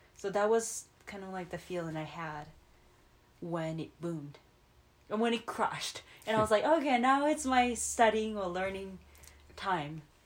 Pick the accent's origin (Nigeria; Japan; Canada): Japan; moved away; I'm from Japan